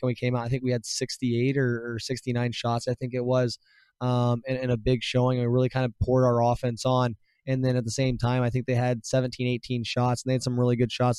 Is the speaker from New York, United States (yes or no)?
no; Ohio, United States; moved away; I'm from Ohio